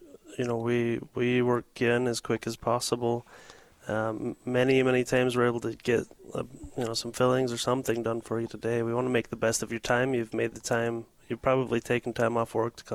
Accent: Salt Lake City, Utah, United States; also born or lived in Denver, Colorado; my wife and I both grew up here in Salt Lake, in the Salt Lake area

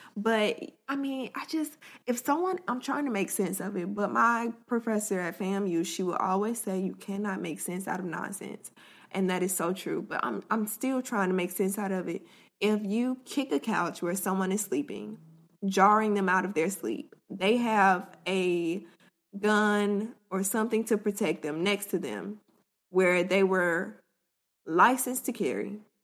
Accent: Florida, United States; I'm from Florida, so a lot of times we have, like, loud thunder and storms

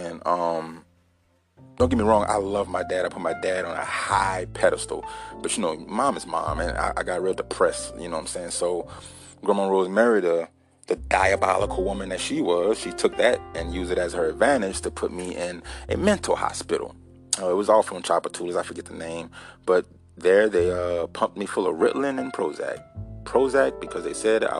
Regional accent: Baton Rouge, Louisiana, United States; also born or lived in Donaldsonville, Louisiana; I was born in Baton Rouge, East Baton Rouge, Louisiana

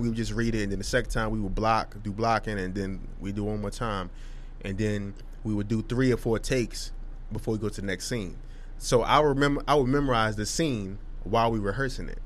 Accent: Hillside, New Jersey, United States; we're not from Jersey City, brother. We from what? Hillside, New Jersey

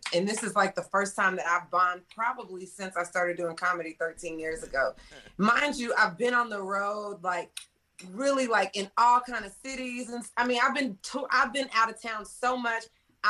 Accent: Dallas, Texas, United States; Because it's Dallas, I'm from Dallas, right?

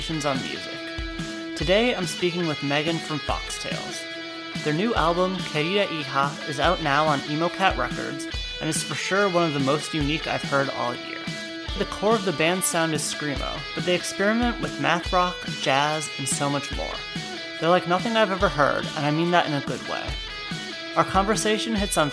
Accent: Connecticut, United States; I'm from Connecticut

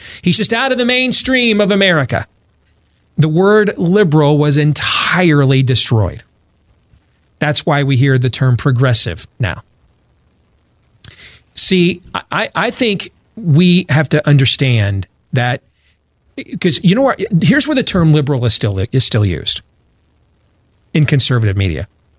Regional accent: Michigan, United States; I grew up in Michigan.

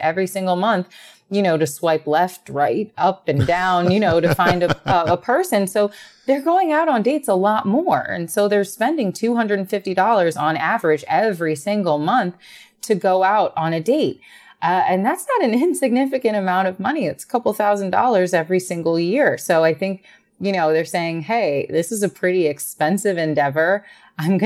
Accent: New York, United States; being a New Yorker

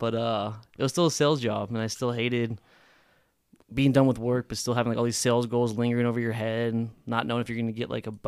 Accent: Reno, Nevada, United States; also born or lived in Sparks, Nevada; I'm born and raised right here in Reno, Nevada

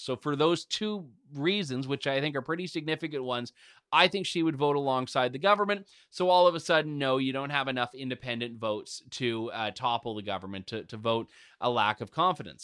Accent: Canada; as a Canadian

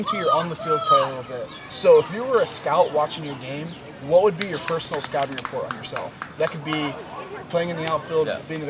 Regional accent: Northern Indiana, United States; I'm from Northern Indiana.

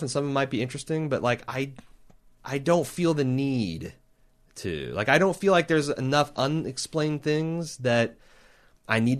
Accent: Texas, United States

